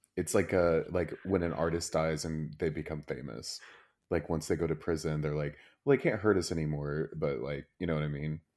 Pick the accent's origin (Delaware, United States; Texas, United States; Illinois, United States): Texas, United States; Plano